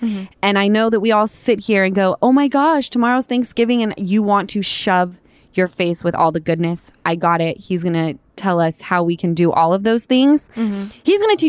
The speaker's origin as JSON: {"language": "English", "region": "Utah", "country": "United States", "said": "Because I'm from Utah and we all lived on the same little hill called Mount Olympus."}